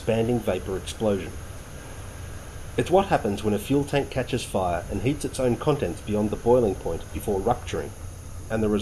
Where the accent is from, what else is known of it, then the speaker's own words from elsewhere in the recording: Victoria, Australia; I spent a lot of my youthful weekends and holidays hiking in the wild places of my home state of Victoria